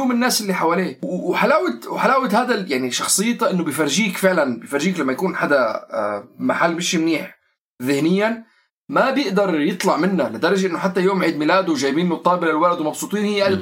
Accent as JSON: {"language": "Arabic", "country": "Syria", "said": "نحن كلياتنا سوري يعني مثل مثل الاوضاع والمشاكل والقصص اللي بتمر على كل خاصه المجتمعات اللي احنا قاعدين عايشين فيها"}